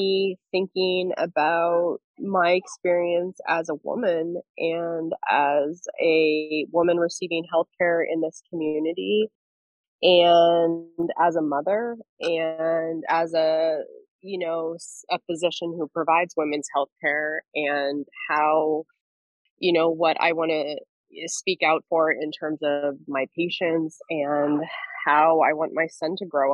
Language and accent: English; Central Valley, California, United States; now in Central Coast, California, United States; I grew up in the Central Valley